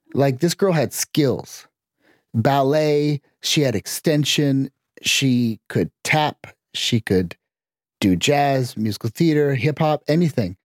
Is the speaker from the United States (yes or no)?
no; Canada; I grew up in Canada